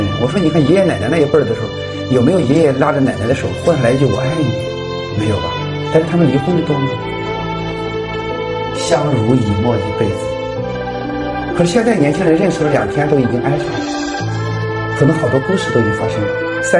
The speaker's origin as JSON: {"language": "Chinese", "country": "China", "said": "我们中国人的表达，"}